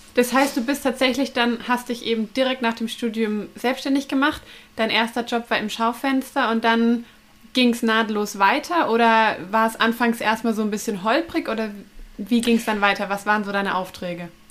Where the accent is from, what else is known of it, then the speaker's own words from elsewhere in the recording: neighbouring town of Nuremberg, Bavaria, Germany; ich komme ja aus der Nachbarstadt